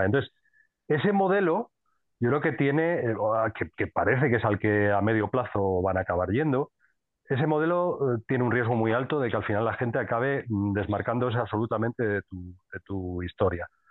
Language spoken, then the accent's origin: Spanish; Madrid, Community of Madrid, Spain; soy de Madrid